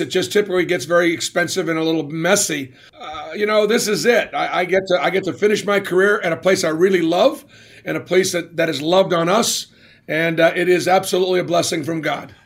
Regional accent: Boston, Massachusetts, United States; it was great growing up in Boston

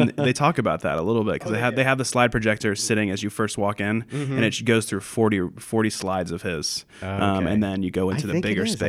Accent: Columbus, Ohio, United States; also born or lived in Chicago; I'm from Columbus, Ohio originally.

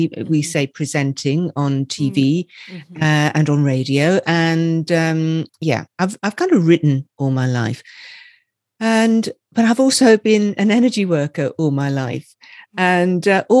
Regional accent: Scotland, United Kingdom; So I am from Scotland. I don't sound it, I know, but I am from Scotland.

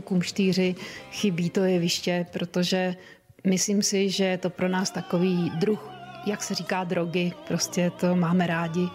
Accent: Czechia; jsem šťastná jako Češka

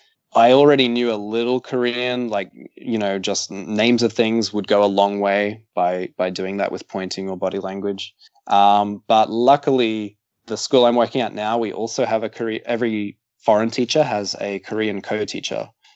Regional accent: Brisbane, Queensland, Australia

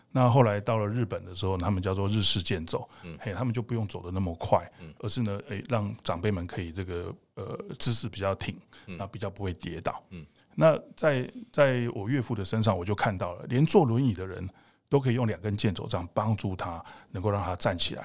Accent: Taiwan; 我们台湾人

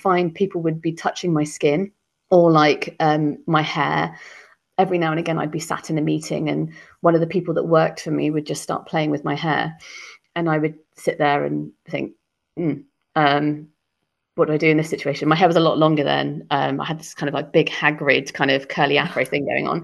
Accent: Cornwall, South West England, United Kingdom; moved away as an adult; now in London, United Kingdom; growing up in Cornwall

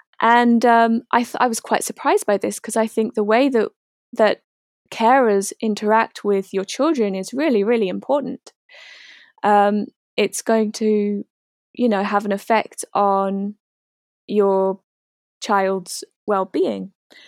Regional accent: New Zealand; moved away as an adult; now in United Kingdom; about 4 years ago now, I moved from New Zealand to the UK to be with my boyfriend.

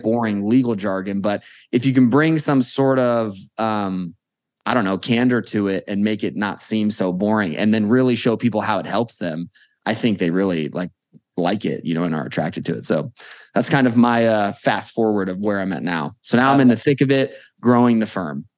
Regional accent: Las Vegas, Nevada, United States; born and raised in Vegas

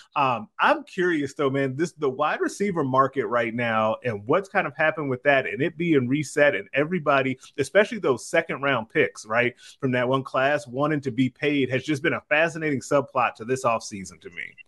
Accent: Chicago, Illinois, United States; I'm from Chicago

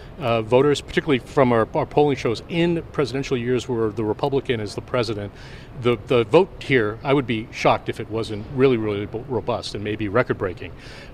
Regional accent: Massachusetts, United States; Well, it's I'm from Massachusetts. It's kind of maybe it's a Northeast thing

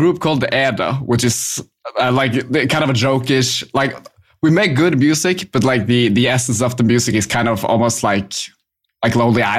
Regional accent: Bergen, Vestland, Norway; I'm from Bergen in Norway. So the far western part of the country.

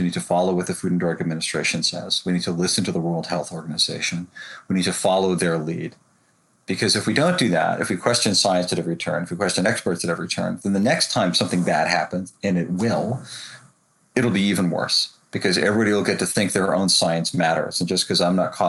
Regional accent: United States; as an American

